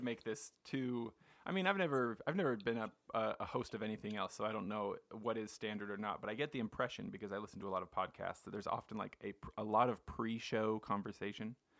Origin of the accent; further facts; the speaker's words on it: Payson, Utah, United States; having grown up in Payson